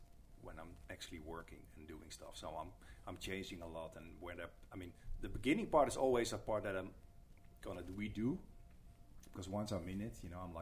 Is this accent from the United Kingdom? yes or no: no; Netherlands; English is a second language; also born or lived in Rotterdam, Netherlands / New York, United States; I'm from the Netherlands. I've been living in Rotterdam since like 96. I went to art school there. I grew up in a very small town. But Rotterdam is my hometown